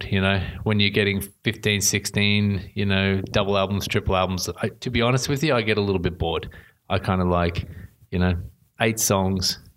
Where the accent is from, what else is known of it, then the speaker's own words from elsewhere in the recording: Sweden; So growing up in Sweden, Sweden's got a really progressive edge to its music.